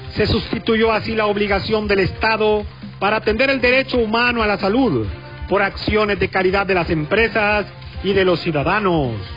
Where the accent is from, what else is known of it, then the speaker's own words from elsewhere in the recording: Honduras; como pueblo hondureño